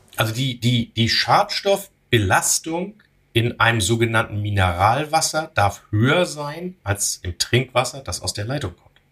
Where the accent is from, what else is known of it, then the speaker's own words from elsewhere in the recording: Northern Germany, Germany; als Norddeutscher